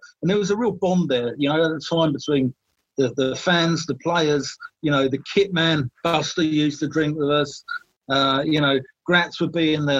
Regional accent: London, United Kingdom; we're all from the North London area, I presume, aren't we? And, you know, I mean, I live in East Barnet now. I live in East Barnet, sort of South Gateway.

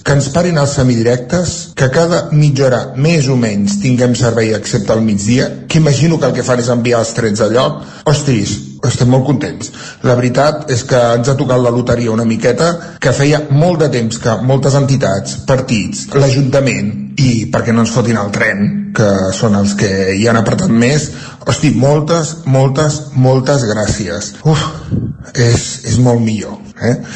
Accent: Centelles, Catalonia, Spain; els de Centelles

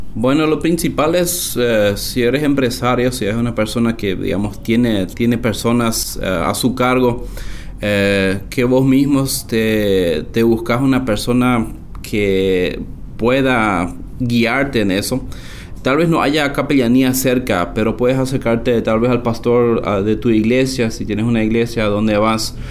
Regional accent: Loma Plata, Boquerón, Paraguay; crecí acá en la colonia hacia una aldea, eh, aunque todo prácticamente es aldea por acá, aunque la ciudad de Loma Plata

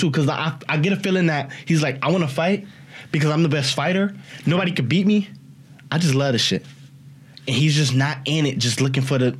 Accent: Alabama, United States; But you know what? I'm from Alabama.

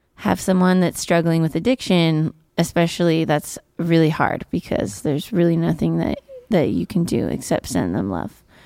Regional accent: Virginia City, Nevada, United States; also born or lived in Carson City; I went to school in Carson City, but I'm from Virginia City

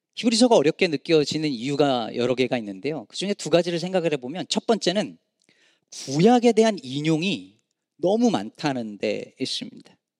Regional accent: South Korea; now in United States; 저희는 어릴 때 한국에서

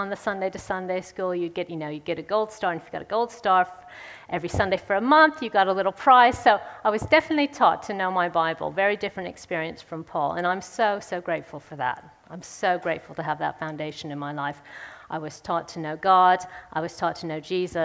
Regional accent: St. Louis, Missouri, United States; moved away; I'm from St. Louis in the States. I grew up there.

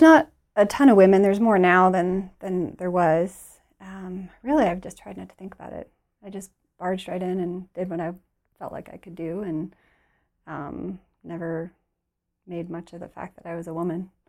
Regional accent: Detroit, Michigan, United States; we're from Detroit

